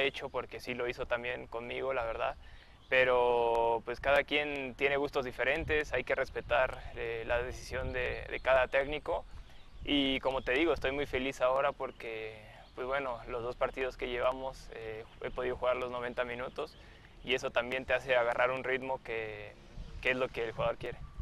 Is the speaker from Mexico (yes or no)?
yes; Mexico; also born or lived in Argentina; yo nací allá, eh, me considero más mexicano porque desde los dos años eh, estoy acá, me crié acá.